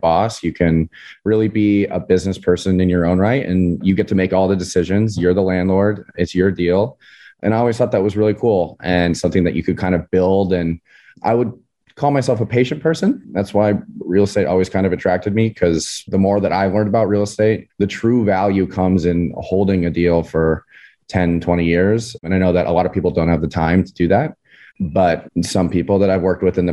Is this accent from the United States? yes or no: yes; San Clemente, California, United States; I grew up in Southern California, in a little beach town called San Clemente.